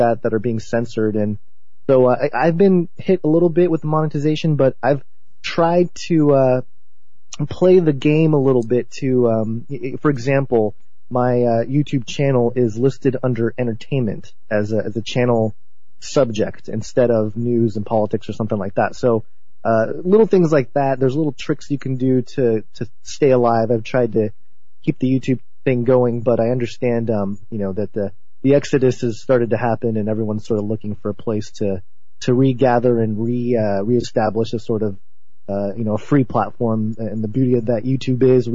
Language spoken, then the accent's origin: English; Southern California, United States; the culture that I grew up in Southern California, being a second-generation Japanese-American